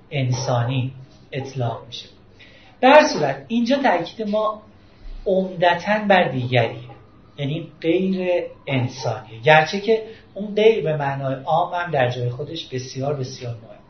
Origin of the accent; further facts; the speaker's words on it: Tehran, Tehran Province, Iran; در ایران به دنیا اومدم من شهروند اینجام من شهر مثلا اهل تهرانم